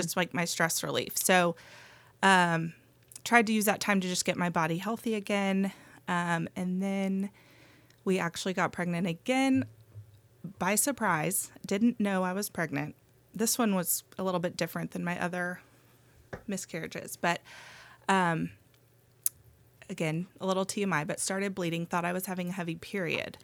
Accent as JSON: {"language": "English", "town": "Austin", "region": "Texas", "country": "United States", "tie": "born or raised there", "also_born_or_lived": "Athens, Georgia", "moved": "as an adult", "said": "Grew up in Austin"}